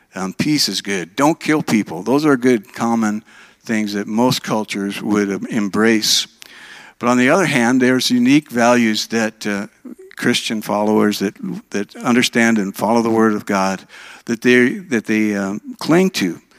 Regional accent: Minnesota, United States; moved away as an adult; also born or lived in Oregon; now in Alabama, United States; I was raised in Minnesota

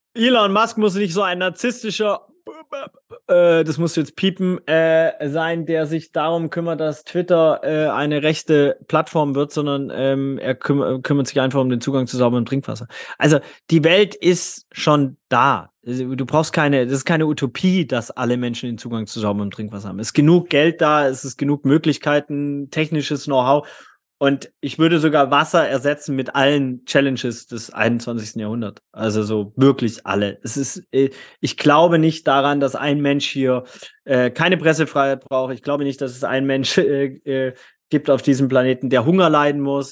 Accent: Swabia, Baden-Württemberg, Germany; Ich bin im schwäbischen Bildungsbürgertum in Süddeutschland ähm, aufgewachsen

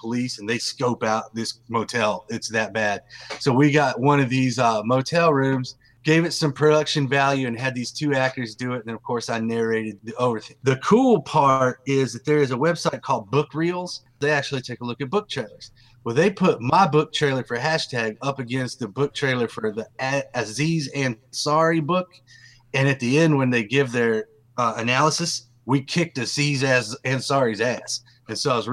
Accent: East Texas, United States; accent: Southern; now in Durham, United States; I am Southern. That's where I currently live. I live in Durham, North Carolina, but I'm from East Texas.

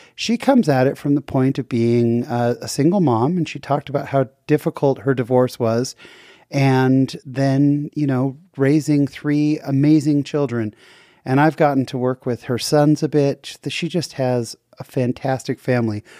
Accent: San Jose, California, United States; also born or lived in Seattle; I grew up in San Jose, California

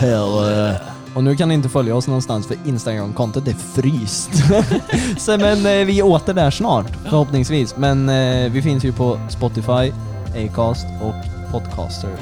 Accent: Flen, Södermanland, Sweden; jag är från Flen, Utterför, Halmsnäs

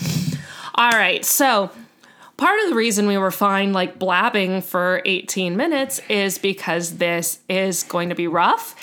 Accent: United States

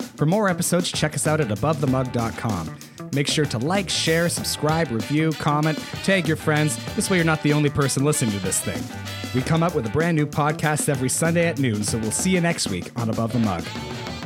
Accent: Ontario, Canada; I'm a Canadian citizen. In, uh, in on, in Canada and in Ontario, I have a right to education.

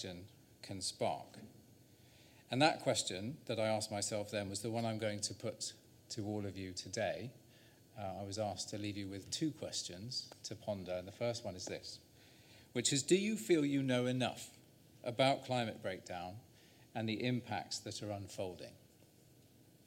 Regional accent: Salisbury, South West England, United Kingdom; now in Wales, United Kingdom; I was born in Salisbury in Wiltshire at 330 parts per million. But now I live in Wales

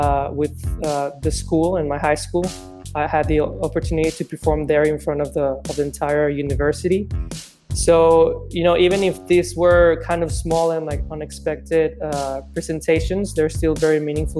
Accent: Mexico; English is a second language; also born or lived in Chicago, United States; Growing up here in Mexico

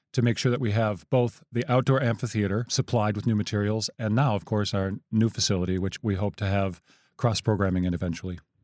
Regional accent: rural Wisconsin outside of Madison, United States; also born or lived in South Dakota / Florida / New York City; we moved to rural Wisconsin outside of Madison, and that's where I spent my boyhood

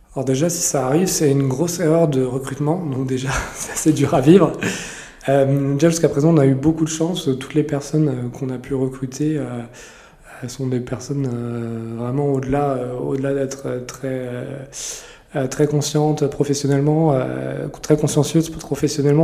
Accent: Lorraine, Grand Est, France; moved away; also born or lived in Paris; je suis pas du tout parisien, je suis lorrain d'origine

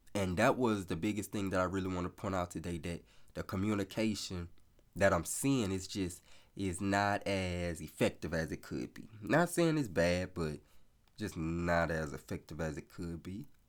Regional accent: the South, United States; I'm from the South, so I say y'all

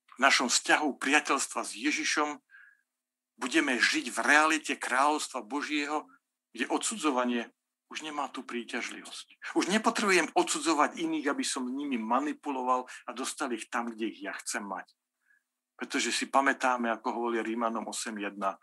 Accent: Slovakia; ja nie som z Bratislavy, ja som z Bystrici

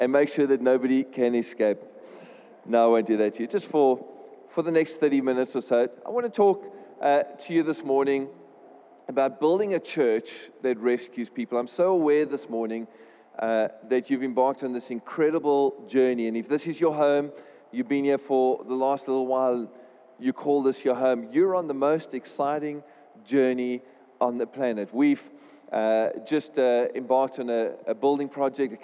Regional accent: Port Elizabeth, Eastern Cape, South Africa; moved away as an adult; now in Cape Town, South Africa; I come from Cape Town, Port Elizabeth originally, and then moved to Cape Town when I was 18 years old

